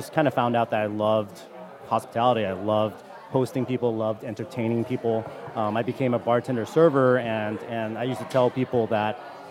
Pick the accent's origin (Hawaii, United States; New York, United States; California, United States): Hawaii, United States; moved away; We're from Hawaii. It's very aloha